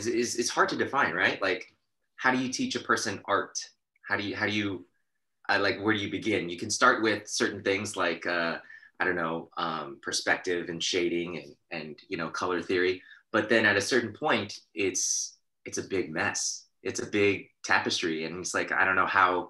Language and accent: English; Torrance, California, United States; the Gracie Academy, the original institution of jiu-jitsu in America, was in my hometown where I was growing up